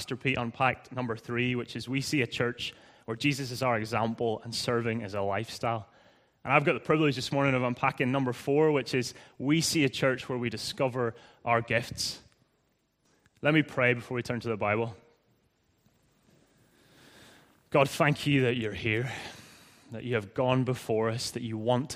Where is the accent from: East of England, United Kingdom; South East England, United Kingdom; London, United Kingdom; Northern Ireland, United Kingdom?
Northern Ireland, United Kingdom; accent: Irish; moved away as an adult; also born or lived in Leith, Edinburgh, Scotland; now in Edinburgh, United Kingdom; I'm originally from Northern Ireland, as you may have guessed by now, like a few others. I came over just under 8 years ago. Sorry, I need to enunciate with my Irish accent.